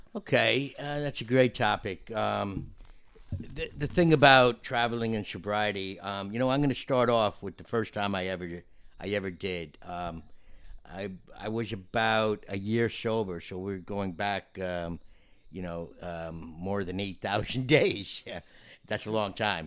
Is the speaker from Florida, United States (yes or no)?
yes; Florida, United States; we're from Florida